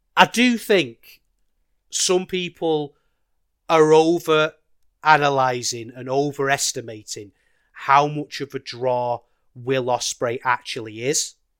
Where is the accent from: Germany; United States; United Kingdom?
United Kingdom; a British wrestling fan